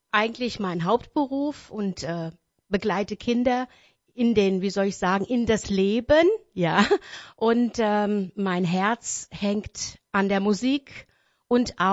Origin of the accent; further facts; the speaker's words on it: Wächtersbach, Hesse, Germany; Ich bin eine gebürtige Wächtersbacherin